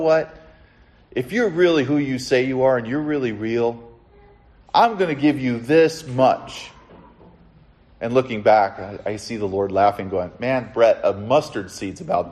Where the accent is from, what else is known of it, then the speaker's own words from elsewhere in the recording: Southern California, United States; I grew up in Southern California